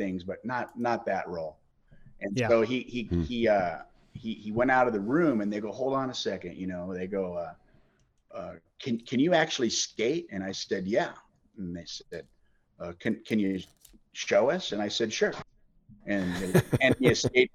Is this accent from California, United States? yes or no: yes; California, United States; I grew up in California.